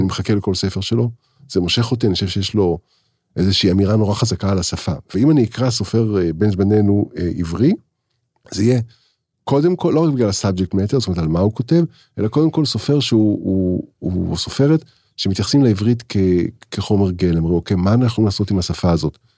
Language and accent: Hebrew; Israel; אני, אני, אני ישראלי